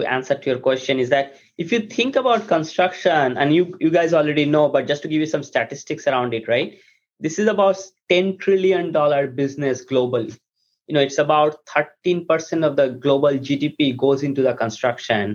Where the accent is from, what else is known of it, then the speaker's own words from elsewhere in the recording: India; moved away as an adult; now in United States; I grew up in India. I came to US after my undergraduate